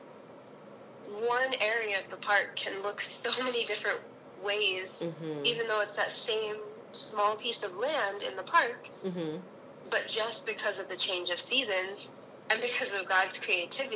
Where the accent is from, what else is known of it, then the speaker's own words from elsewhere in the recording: South Florida, United States; moved away as an adult; also born or lived in Hawaii; now in New York, United States; I'm originally from South Florida.